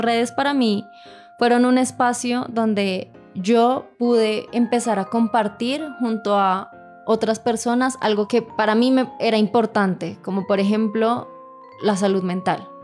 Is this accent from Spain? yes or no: no; Bogotá, Colombia; accent: rola; Soy de Bogotá y toda la vida he crecido en Bogotá